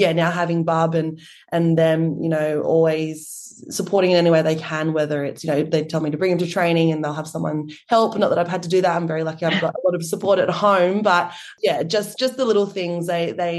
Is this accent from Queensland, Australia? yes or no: no; Sydney, New South Wales, Australia; growing up in the Shire, we are both from Pacific Heritage